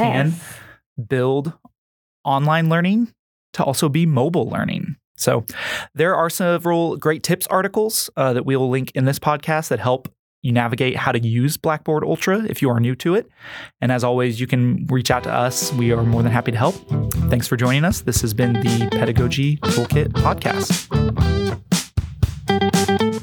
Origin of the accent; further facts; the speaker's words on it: Missouri, United States; growing up in Missouri